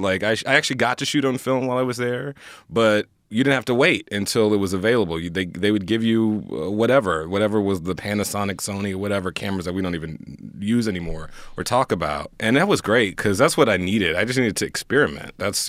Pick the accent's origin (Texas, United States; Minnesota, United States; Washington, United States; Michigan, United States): Texas, United States; Houston; I grew up in Houston, Texas. I knew I wanted to get the hell out of Houston, Texas. No shade to Houston. I love Houston.